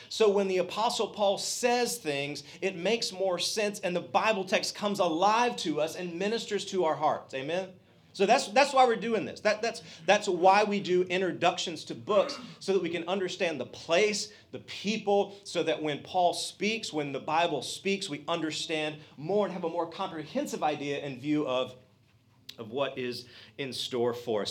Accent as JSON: {"language": "English", "region": "Georgia", "country": "United States", "said": "I'm a redneck from Georgia"}